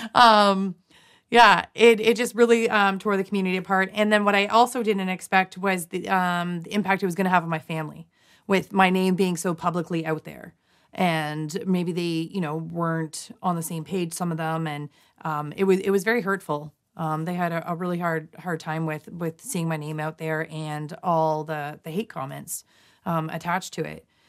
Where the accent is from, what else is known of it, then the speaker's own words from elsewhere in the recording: London, Ontario, Canada; my hometown, London, Ontario, Canada